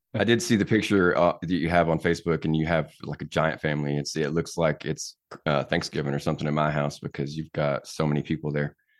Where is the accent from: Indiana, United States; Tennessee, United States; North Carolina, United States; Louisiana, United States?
Tennessee, United States; moved away as an adult; born and raised here